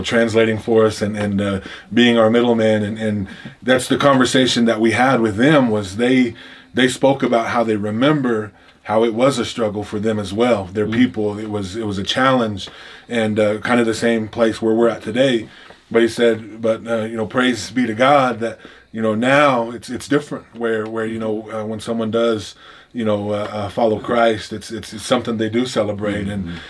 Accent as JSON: {"language": "English", "region": "Oklahoma", "country": "United States", "said": "I come from the Pawnee tribe of Oklahoma. That's the tribe I'm enrolled in."}